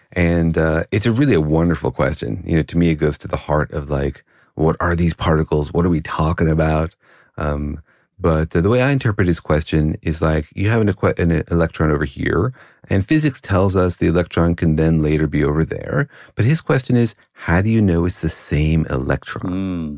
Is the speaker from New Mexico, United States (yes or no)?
yes; Los Alamos, New Mexico, United States; I grew up in Los Alamos